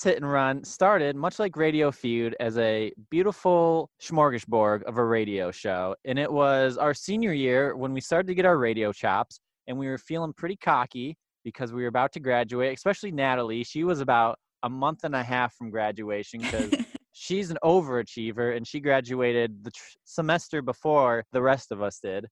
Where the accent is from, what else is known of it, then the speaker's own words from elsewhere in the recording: Michigan, United States; We are both from Michigan